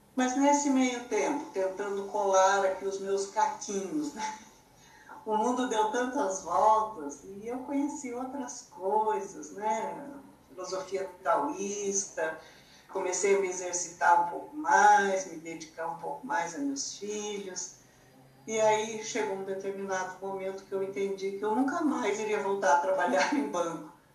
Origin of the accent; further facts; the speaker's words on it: São José dos Campos, São Paulo, Brazil; moved away as an adult; now in São Paulo, Brazil; sou natural do interior de São Paulo, uma cidade que hoje é bem grande, já chama São José dos Campos, e atualmente moro em São Paulo, capital.